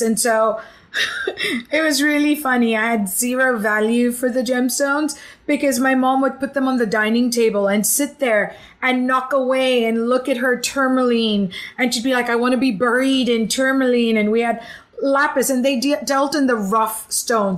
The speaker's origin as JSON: {"language": "English", "country": "Hong Kong", "tie": "born or raised there", "also_born_or_lived": "Philippines / Los Angeles / New York / Santa Barbara", "moved": "yes", "lives_now": "Edinburg, Texas, United States", "said": "originally, I was born in the Philippines, raised in Hong Kong, lived in LA, New York, uh, Santa Barbara, San Francisco, Dubai, and been in Texas for now six years."}